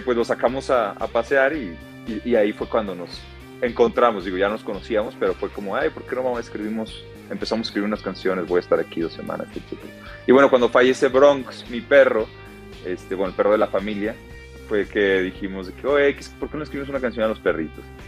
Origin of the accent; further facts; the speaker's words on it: Guadalajara, Jalisco, Mexico; now in Mexico City, Mexico; los dos somos de Guadalajara